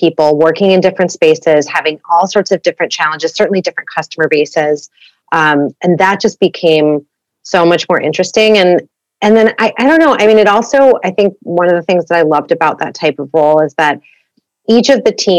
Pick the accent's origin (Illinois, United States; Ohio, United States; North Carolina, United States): Illinois, United States; Chicago; moved away as an adult; also born or lived in Santa Barbara, California; now in Los Angeles, United States; I'm originally from Chicago